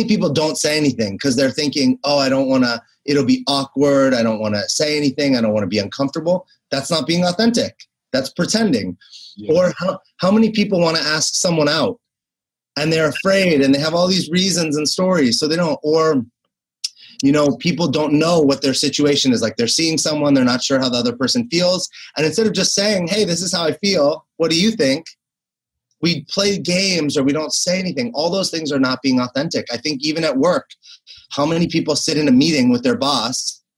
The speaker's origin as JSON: {"language": "English", "town": "Los Angeles", "region": "California", "country": "United States", "tie": "born or raised there", "also_born_or_lived": "New York City", "said": "I was born and raised in Los Angeles"}